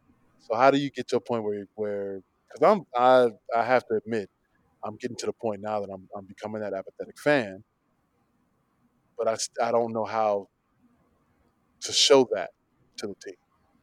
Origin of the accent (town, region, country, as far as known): Chicago, Illinois, United States